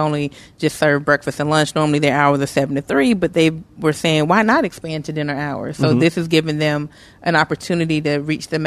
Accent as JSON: {"language": "English", "town": "Atlanta", "region": "Georgia", "country": "United States", "moved": "yes", "lives_now": "Memphis, United States", "said": "I'm from Atlanta"}